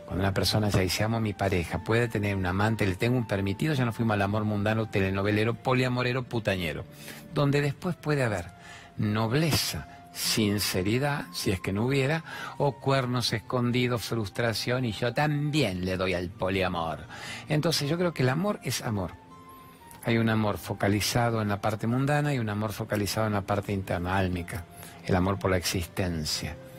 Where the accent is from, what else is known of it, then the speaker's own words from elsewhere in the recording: Rosario, Santa Fe, Argentina; yo soy de Rosario